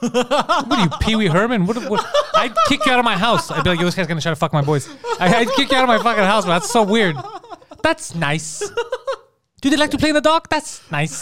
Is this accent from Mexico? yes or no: no; Canada; I'm from Canada too